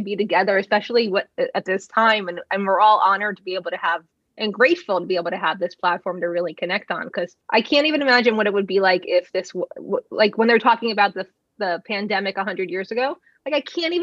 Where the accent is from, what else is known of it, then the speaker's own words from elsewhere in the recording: United States; I only grew up like 40 minutes from you